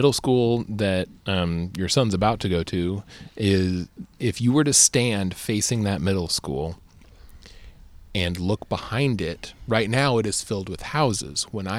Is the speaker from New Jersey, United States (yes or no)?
no; Austin, Texas, United States; I mean, I actually had a great time growing up where I grew up here in Austin, where we always had the woods, right.